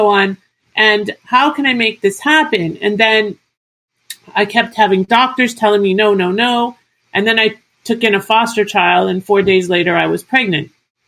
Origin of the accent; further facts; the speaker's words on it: Toronto, Ontario, Canada; moved away as an adult; I was born in Toronto, born and raised in Toronto